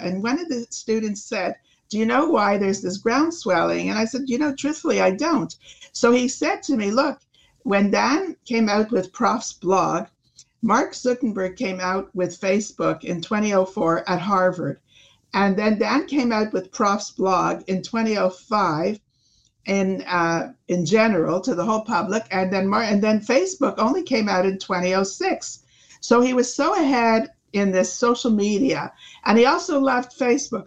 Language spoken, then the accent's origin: English; Canada; we're Canadian